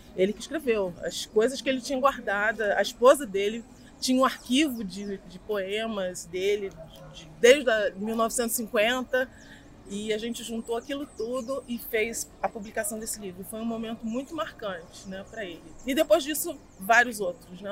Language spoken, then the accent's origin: Portuguese; Rio de Janeiro, Brazil; eu sou nascida e criada aqui em Campo Grande